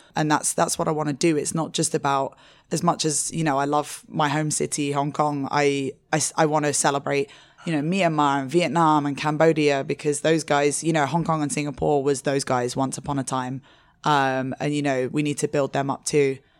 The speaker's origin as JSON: {"language": "English", "region": "London", "country": "United Kingdom", "also_born_or_lived": "Asia", "moved": "as an adult", "said": "I'm originally from London, and I moved to Asia when I was twenty-four"}